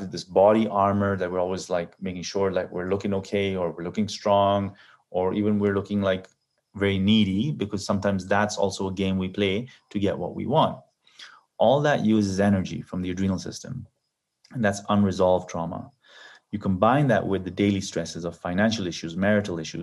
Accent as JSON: {"language": "English", "country": "Kenya", "tie": "born or raised there", "also_born_or_lived": "Canada / Silicon Valley", "moved": "yes", "said": "I grew up in Kenya"}